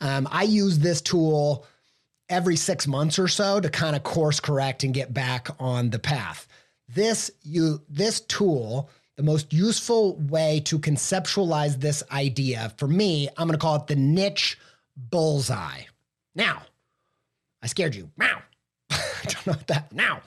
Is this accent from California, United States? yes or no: no; Indiana, United States; accent: Midwestern; No, I grew up not in the southern half of France, but southern Indiana.